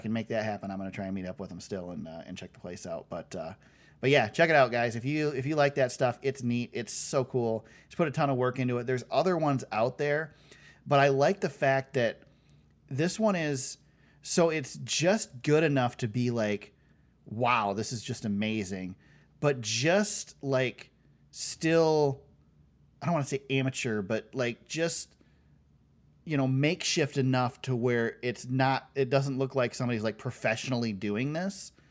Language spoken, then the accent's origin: English; Michigan, United States; we're from Michigan